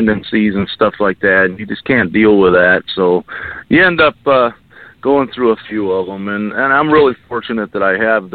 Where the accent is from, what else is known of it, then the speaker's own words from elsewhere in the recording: Lindenville, New York, United States; now in Arizona, United States; I'm from Lindenville, New York.